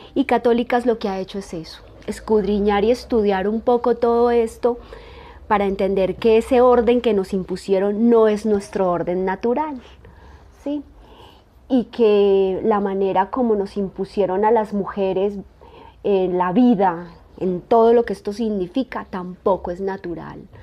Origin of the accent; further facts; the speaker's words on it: Colombia; nosotras somos colombianas